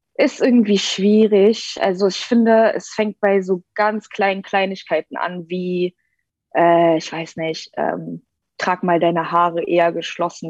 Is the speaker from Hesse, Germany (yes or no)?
no; Berlin, Germany; ich bin aus Berlin. Ähm, ich bin mit drei hergezogen, also okay. ich äh, bezeichne mich selbst als Berlinerin